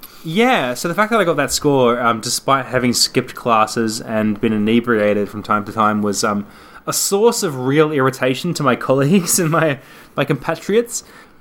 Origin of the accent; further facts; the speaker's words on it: Australia; Yeah, so it seems that we give off this air of being anything other than Australian, which is bizarre because this is the Game Life Balance Australia.